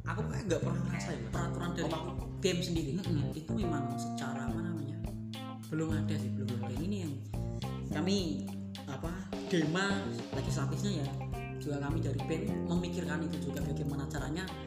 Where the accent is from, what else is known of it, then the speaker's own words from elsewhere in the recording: Demak, Central Java, Indonesia; Aku aslinya Demak